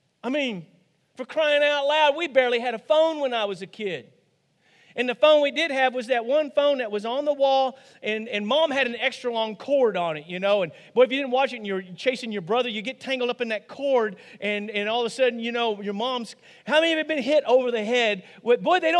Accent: Rosebud, United States; growing up on a dairy farm, here it comes, in Rosebud, okay? Actually, outside of Rosebud.

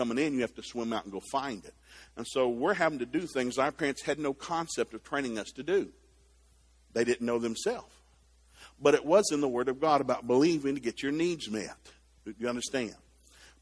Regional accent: Chattanooga, Tennessee, United States; I grew up in Chattanooga, Tennessee

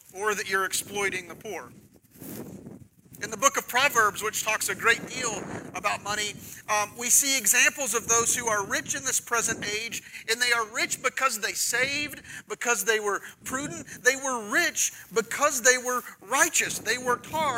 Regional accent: Oklahoma, United States; now in Texas, United States; I'm from Oklahoma

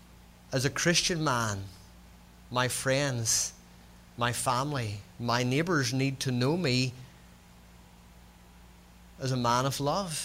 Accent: Northern Ireland, United Kingdom; accent: Scots-Irish; If you're trying to work out my accent is Scots-Irish. All my kin are Scots people. I'm a Scotsman who was born in the north of Ireland.

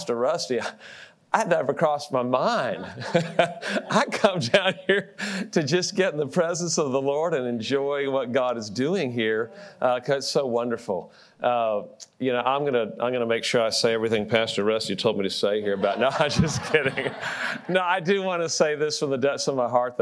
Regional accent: Austin, Texas, United States; But I was born in Austin, Texas. And my dad was a professor at the University of Texas.

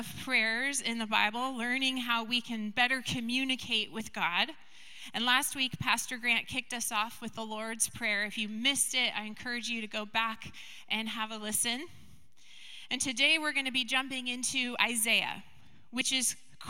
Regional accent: Skagit County, Washington, United States; I grew up in Skagit County

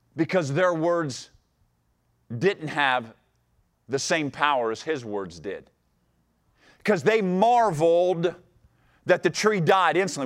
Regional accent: Ohio, United States; moved away; I grew up in Ohio, and, and my mom and dad are still there

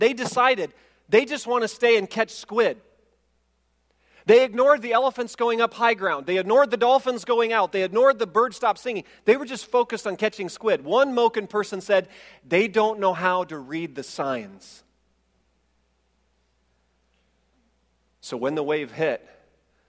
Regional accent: Indiana, United States; we're from Indiana

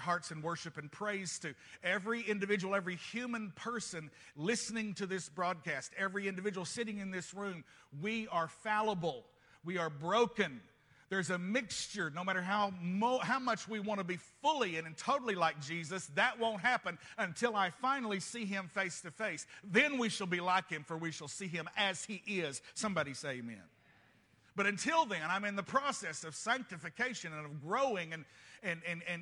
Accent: United States; I'm a Christian first and I happen to be American

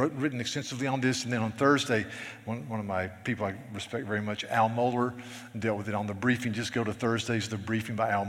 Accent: the South, United States; I'm a Southerner

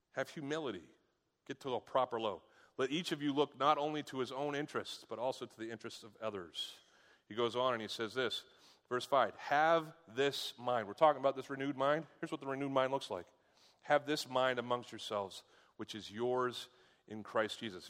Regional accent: United States; I'm an American.

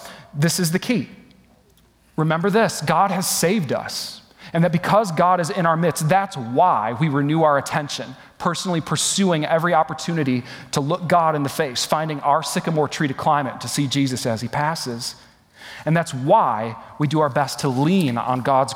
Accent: West Michigan, United States; moved away as an adult; also born or lived in Atlanta, Georgia; my hometown in West Michigan

